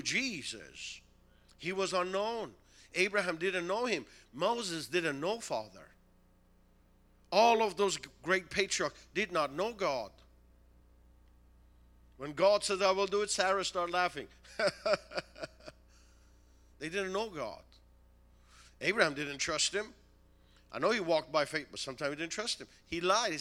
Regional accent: Tehran, Tehran Province, Iran; now in United States; Originally from Tehran, Iran

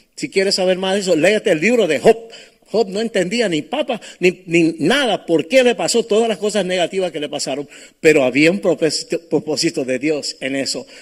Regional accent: New York City, New York, United States; moved away; also born or lived in Cape Coral, Florida; yo nací en Brooklyn, en Nueva York

